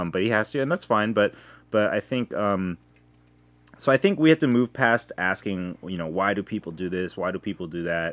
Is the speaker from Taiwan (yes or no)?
no; United States; I'm first generation, and when I went to Korea, they all treated me like an American